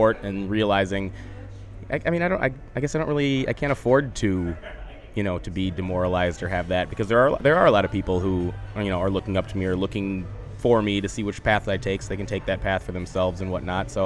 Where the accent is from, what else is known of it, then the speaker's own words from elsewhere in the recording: Minnesota, United States; from Minnesota